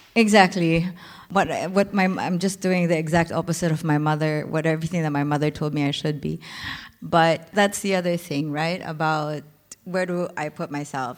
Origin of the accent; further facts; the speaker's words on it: Philippines; moved away as an adult; now in Berlin, Germany; I'm from the Philippines